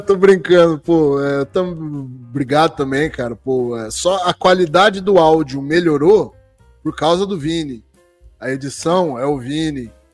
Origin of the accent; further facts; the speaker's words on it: Jabuticabal, São Paulo, Brazil; E Sertãozinho é vizinha aqui da minha cidade, eu sou de Jabuticabal